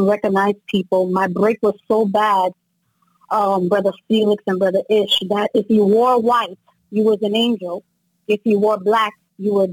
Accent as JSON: {"language": "English", "region": "New Jersey", "country": "United States", "tie": "born or raised there", "said": "Both of my parents are from Haiti, but I grew up in New Jersey, so I've been in the States basically all my life"}